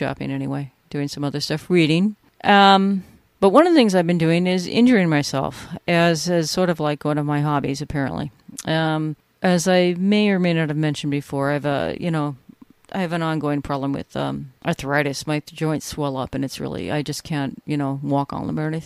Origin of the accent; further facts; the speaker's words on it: California, United States; now in New York, United States; I grew up in California